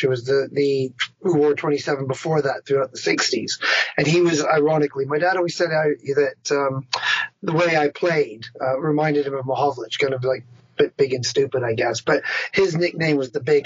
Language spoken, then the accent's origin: English; a small town just north of Toronto, Ontario, Canada; moved away as an adult; also born or lived in Newmarket, Ontario; I grew up in Canada, just in a small town just north of Toronto. That's where I was born.